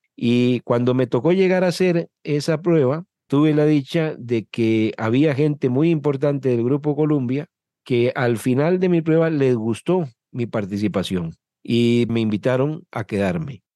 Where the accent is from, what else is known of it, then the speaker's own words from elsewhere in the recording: Desamparados, San José, Costa Rica; Soy de San José de Costa Rica, de un pueblo que se llama Desamparados, Desamparados es un cantón de la provincia de San José, que es nuestra capital, y aquí me crié y aquí desarrollé mi vida.